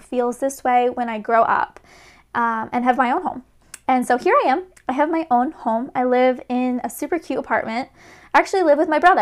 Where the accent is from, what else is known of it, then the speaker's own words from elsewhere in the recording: Rhode Island, United States; moved away as an adult; now in Boston, United States; I grew up in Rhode Island, the best little ocean state ever.